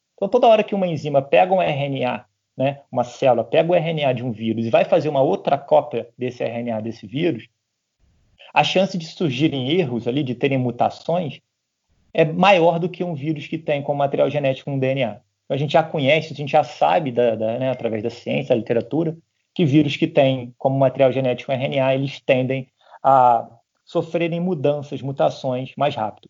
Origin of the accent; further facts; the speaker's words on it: Petrópolis, Rio de Janeiro, Brazil; minha cidade, eu sou de Petrópolis